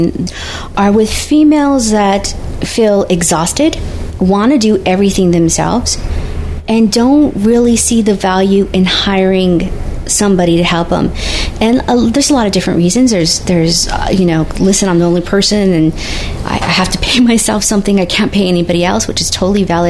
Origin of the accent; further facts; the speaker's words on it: United States; I'm the American side